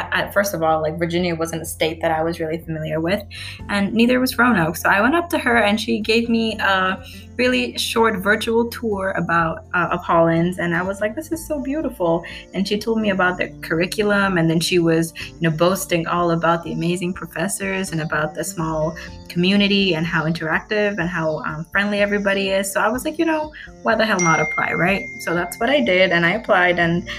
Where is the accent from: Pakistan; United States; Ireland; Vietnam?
Vietnam; also born or lived in Kuala Lumpur, Malaysia; So I come from a big city called Kuala Lumpur in Malaysia. My parents are from Bangladesh. I grew up in Vietnam, and because of my dad's job, we ended up in Malaysia.